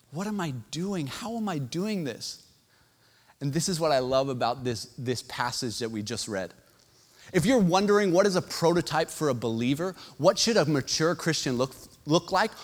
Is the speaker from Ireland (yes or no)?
no; Canada; as a Canadian